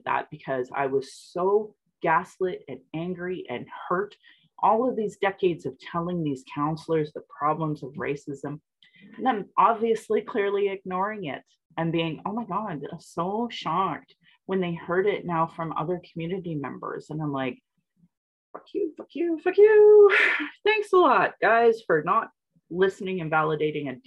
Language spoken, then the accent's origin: English; Calgary, Alberta, Canada; I was born and raised in Alberta